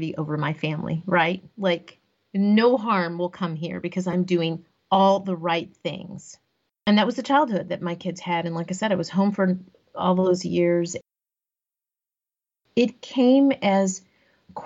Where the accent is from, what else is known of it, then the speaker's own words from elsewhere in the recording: Corpus Christi, Texas, United States; also born or lived in Austin, Texas; I grew up in Corpus Christi, Texas, so along the coast of Texas